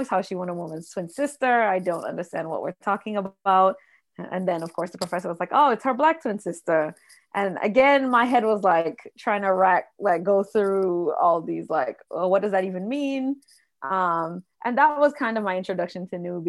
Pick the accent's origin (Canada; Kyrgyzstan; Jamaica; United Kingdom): Jamaica; I grew up in Jamaica